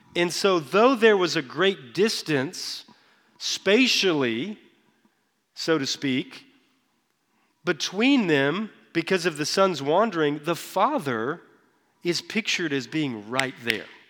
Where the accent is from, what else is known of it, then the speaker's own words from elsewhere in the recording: Texas, United States; I grew up in Texas